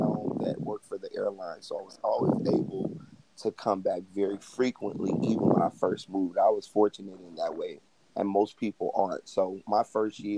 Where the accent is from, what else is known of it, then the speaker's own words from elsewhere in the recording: Chicago, Illinois, United States; now in Los Angeles, United States; I'm from Southside Chicago